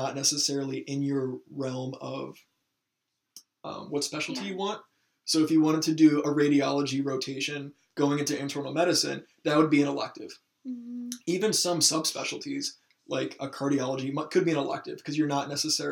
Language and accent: English; Michigan, United States; moved away; I'm not from the area where our medical school is. I'm from Michigan.